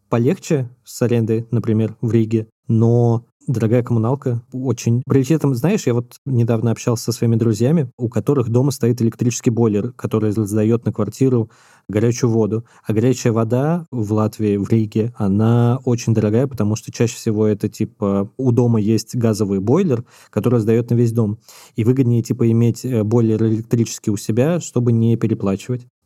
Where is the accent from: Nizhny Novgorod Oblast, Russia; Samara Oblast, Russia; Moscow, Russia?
Moscow, Russia; я вот э, вспоминаю коммуналку, в которой я вырос в Москве